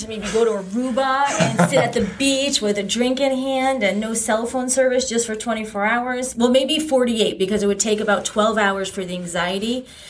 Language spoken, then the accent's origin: English; East Haven, Connecticut, United States; I grew up in East Haven. I'm a Staven girl.